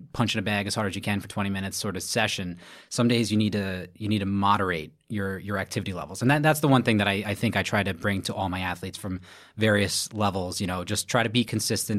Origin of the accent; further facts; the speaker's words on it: Brooklyn, New York, United States; from Brooklyn, New York, born and raised